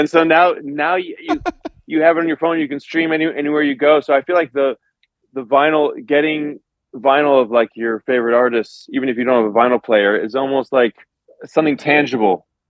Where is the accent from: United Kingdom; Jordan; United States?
United States; Los Angeles, California; moved away as an adult; also born or lived in New York; I grew up here. I was born in Los Angeles.